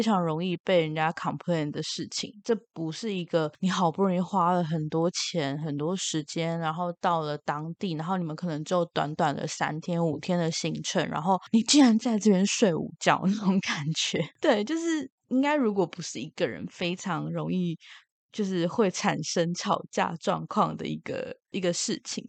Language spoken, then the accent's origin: Chinese; Taiwan; 以台湾人的习惯来讲